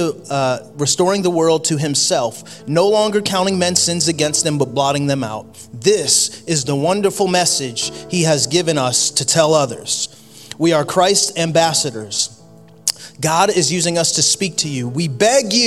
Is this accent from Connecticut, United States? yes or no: yes; Connecticut, United States; moved away; I grew up in Connecticut